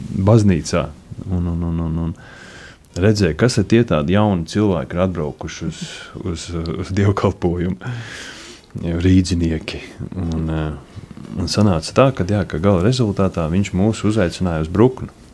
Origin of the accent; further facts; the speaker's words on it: Riga, Latvia; moved away as an adult; now in Kurmene, Latvia; es pats esmu no Rīgas, no Pārdaugavas.